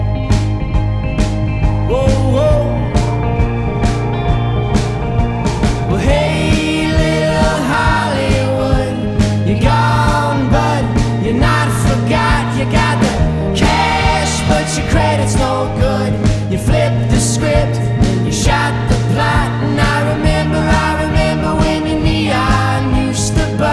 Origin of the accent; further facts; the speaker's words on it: Arizona, United States; we're from Arizona